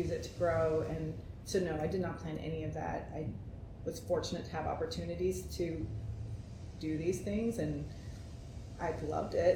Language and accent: English; West Texas, United States; also born or lived in Oklahoma / Dallas, Texas; I grew up in West Texas, which was like desert and heat and worse than this